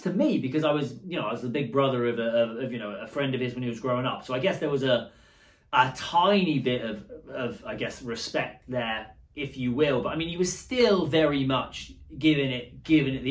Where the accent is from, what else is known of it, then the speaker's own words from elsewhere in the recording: Bournemouth, South West England, United Kingdom; moved away as an adult; now in Braintree, United States; I grew up in Bournemouth